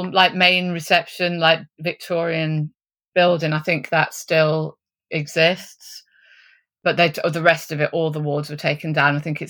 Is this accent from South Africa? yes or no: no; East Midlands, United Kingdom; So I came from Derbyshire. I was working in a nursing home.